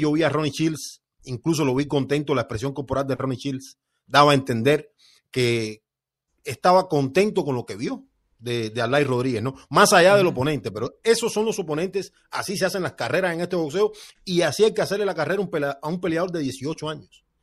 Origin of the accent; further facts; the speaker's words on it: near Placetas, Villa Clara, Cuba; moved away; de Placetas, un municipio que queda como a 20 kilómetros de donde yo nací